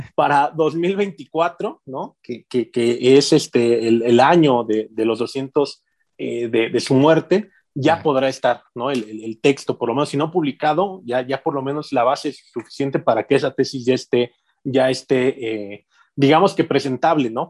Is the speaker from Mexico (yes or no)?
yes; Mexico City, Mexico; now in Morelia, Mexico; siendo em, chilango